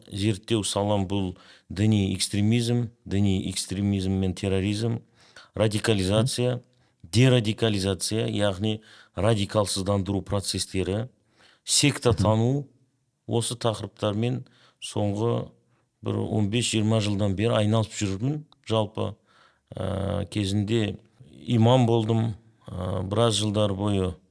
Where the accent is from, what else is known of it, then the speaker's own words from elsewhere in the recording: Kazakhstan; мен өзімді қазақпын деп та таныстыра аламын мен өзімді мұсылманмын деп та таныстыра аламын